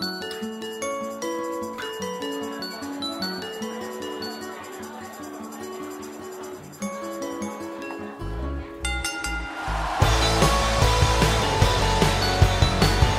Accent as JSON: {"language": "English", "country": "Ireland", "said": "I'm from Ireland"}